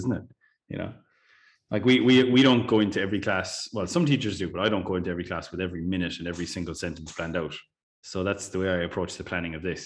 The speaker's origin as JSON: {"language": "English", "country": "Ireland", "said": "as an Irish teacher"}